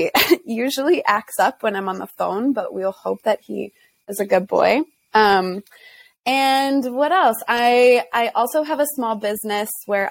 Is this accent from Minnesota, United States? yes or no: yes; Minnesota, United States; moved away as an adult; also born or lived in Milwaukee, Wisconsin / Baltimore, Maryland; now in Washington, D.C., United States; I'm from Minnesota. Grew up there.